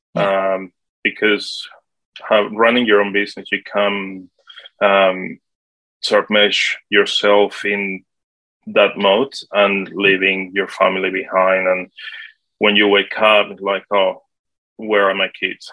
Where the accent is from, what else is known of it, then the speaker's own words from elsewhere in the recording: Colombia; English is a second language; moved away as an adult; also born or lived in Sydney, Australia; now in Australia; originally, I'm from Colombia in South America. I came to Australia when I was 18, back in 1998, I um, I arrived in Sydney first, and then um, I was supposed to be here only for one year just to learn English.